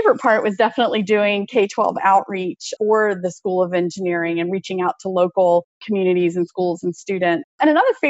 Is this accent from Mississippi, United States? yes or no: yes; Oxford, Mississippi, United States; moved away as an adult; also born or lived in North Carolina / Pennsylvania / Tennessee; I grew up in the American South, actually went to junior high and high school in Oxford, Mississippi